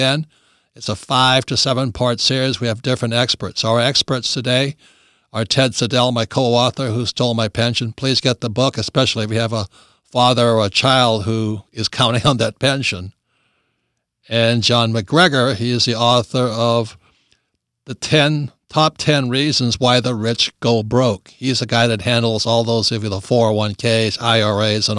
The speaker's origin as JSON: {"language": "English", "region": "Hawaii", "country": "United States", "tie": "born or raised there", "said": "he and I both grew up in the People's Republic of Hawaii"}